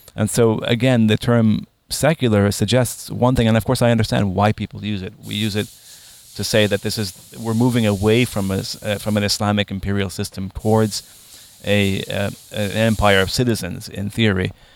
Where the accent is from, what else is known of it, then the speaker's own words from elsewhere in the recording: Lebanon; growing up in Lebanon during a Lebanese civil war